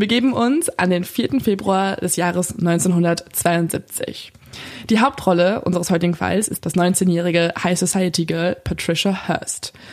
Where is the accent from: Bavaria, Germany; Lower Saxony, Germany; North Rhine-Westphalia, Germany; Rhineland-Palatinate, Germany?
North Rhine-Westphalia, Germany; Lippstadt; bei uns in Lippstadt